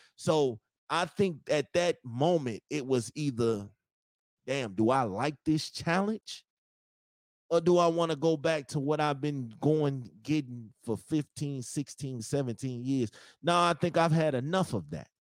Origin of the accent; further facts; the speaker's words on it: Chicago, Illinois, United States; I'm from Chicago